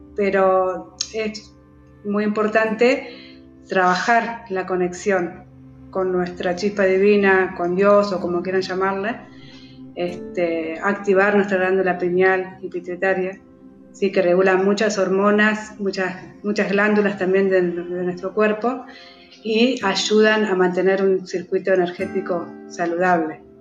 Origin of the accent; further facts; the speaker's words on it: Entre Ríos, Argentina; moved away; also born or lived in Patagonia (south of Argentina); vivo hace aproximadamente 18 años en el sur, pero soy de Entre Ríos